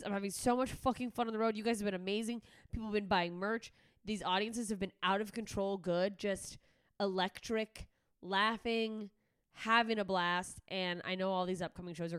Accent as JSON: {"language": "English", "region": "Alaska", "country": "United States", "tie": "born or raised there", "moved": "yes", "said": "my home state of Alaska"}